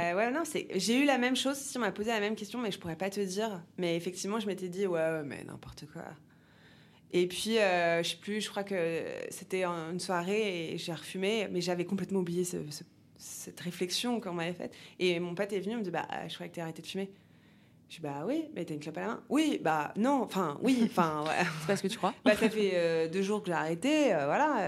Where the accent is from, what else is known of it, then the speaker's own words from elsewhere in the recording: Paris, Île-de-France, France; J'ai grandi à Paris